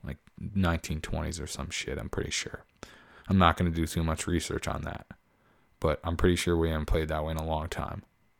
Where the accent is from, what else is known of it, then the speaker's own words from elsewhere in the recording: Boston, Massachusetts, United States; I'm glad I'm a Dodgers fan, but it's badass to say you're from South Boston. I'm from Southie.